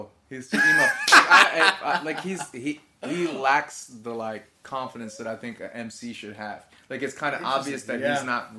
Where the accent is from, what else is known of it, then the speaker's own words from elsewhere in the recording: New York, United States; I'm from New York.